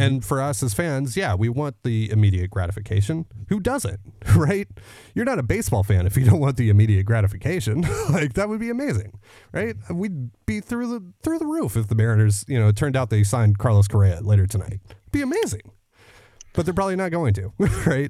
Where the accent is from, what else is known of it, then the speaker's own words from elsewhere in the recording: Canada; I'm the Canadian half of this, uh, show